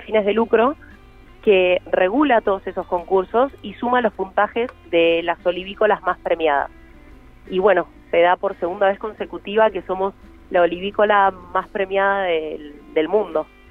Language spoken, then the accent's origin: Spanish; Buenos Aires, Argentina; moved away as an adult; now in Mendoza, Argentina; yo soy de Buenos Aires y vine tres meses y me terminé quedando un par de años hace que estoy acá